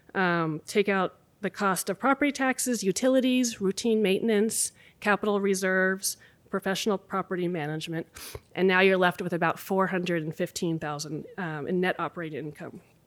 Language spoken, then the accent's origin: English; Anchorage, Alaska, United States; moved away as an adult; also born or lived in Boston / Sacramento; now in Anchorage, United States; two kids born and raised in Anchorage